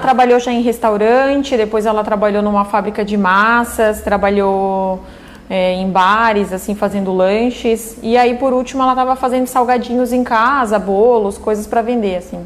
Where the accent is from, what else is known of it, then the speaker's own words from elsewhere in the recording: Urussanga, Santa Catarina, Brazil; moved away as an adult; also born or lived in Tubarão; now in Orleans, Brazil; Eu nasci em Uruçanga